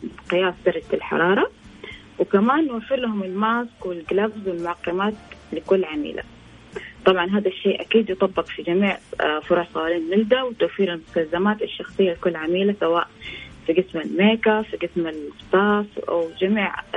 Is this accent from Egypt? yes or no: no; Saudi Arabia; انا سعوديه مفتخر فيها